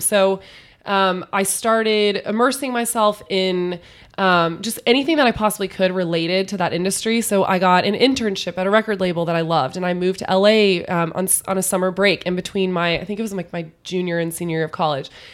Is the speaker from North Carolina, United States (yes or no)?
no; San Antonio, Texas, United States; I grew up in San Antonio, which is an hour outside of Austin